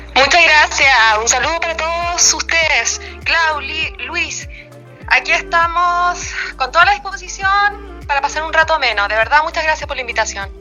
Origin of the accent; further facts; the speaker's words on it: Chiloé Island, Los Lagos, Chile; now in Vallenar, Chile; muy lejos de acá del sur, de donde yo soy, de la isla de Chiloé